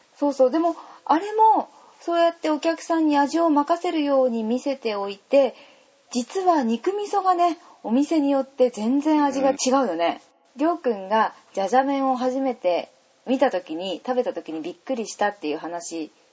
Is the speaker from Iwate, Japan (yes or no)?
yes; Takizawa, Iwate, Japan; also born or lived in Morioka; 私はねやっぱり盛岡の生まれで隣の滝沢村の育ち